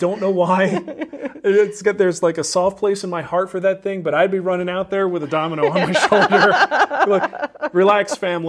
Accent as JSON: {"language": "English", "town": "Trenton", "region": "New Jersey", "country": "United States", "said": "I am from Trenton, New Jersey, okay?"}